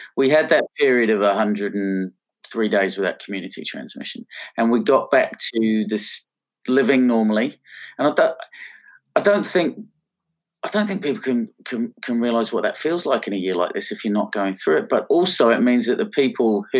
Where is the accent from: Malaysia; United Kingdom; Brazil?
United Kingdom; Pom, England; now in Australia; being a POM, as you can tell by my silly accent